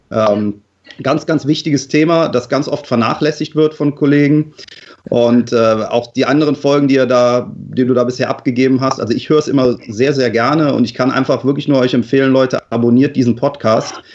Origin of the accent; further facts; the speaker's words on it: Cologne, North Rhine-Westphalia, Germany; Wir sind ja Kölner, muss ja sein, ne, dass wir eine Pappnase der, im Programm haben.